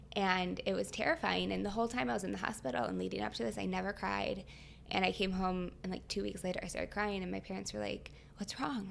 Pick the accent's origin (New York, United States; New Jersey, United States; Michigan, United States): Michigan, United States; I'm from Michigan, so I went to Michigan State